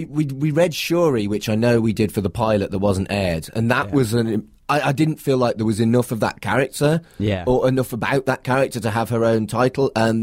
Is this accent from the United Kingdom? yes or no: yes; United Kingdom; well, you know, British and snobby. It's two things I'm good at.